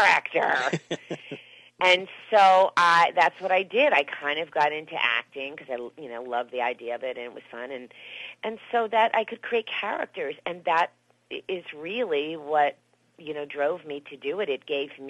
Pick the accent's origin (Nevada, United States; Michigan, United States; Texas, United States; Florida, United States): Florida, United States; Miami; moved away as an adult; now in Los Angeles, United States; I'm from Miami, Florida, so I was in theater, so I did theater and in school and stuff. That's what I did there. And then I came out here to L.A. when I was probably like 22 or 23